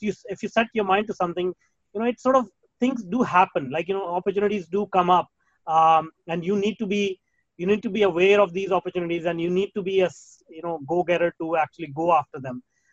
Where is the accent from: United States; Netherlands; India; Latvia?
India; moved away; Well, I was born in India. I was raised in India.